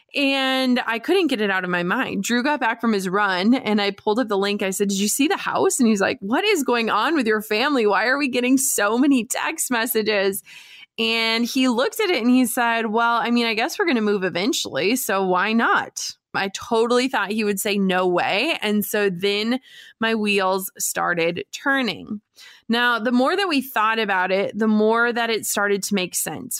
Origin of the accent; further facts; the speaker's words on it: Duluth, Minnesota, United States; moved away; I am moving back home. That's right. We are packing up a moving truck and making the hundreds of miles of drive back to my hometown of Duluth, Minnesota.